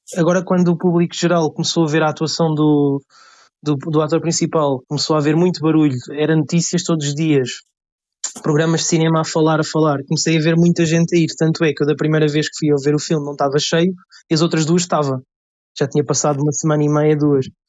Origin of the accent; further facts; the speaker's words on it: Lisbon, Portugal; tenho 22 anos, venho de Lisboa